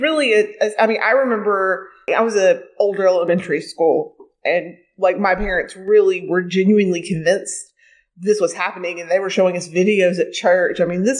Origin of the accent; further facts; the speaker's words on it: just outside of West Memphis, Arkansas, United States; I grew up just outside of West Memphis, Arkansas.